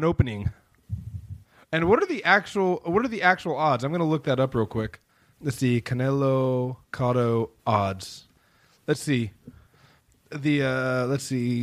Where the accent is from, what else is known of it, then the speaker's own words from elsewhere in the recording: Sacramento, California, United States; I grew up in Sacramento